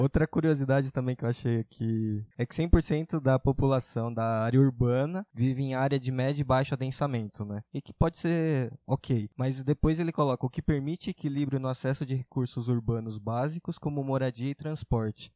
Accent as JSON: {"language": "Portuguese", "area": "border with Santo André", "region": "São Paulo", "country": "Brazil", "tie": "born or raised there", "said": "eu cresci ali na divisa com o Santo Andrana."}